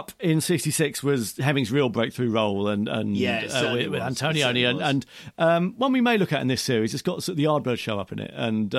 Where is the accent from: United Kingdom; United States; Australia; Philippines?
United Kingdom; Aldershot, South East England; No, I'm from Aldershot, which isn't a million miles away.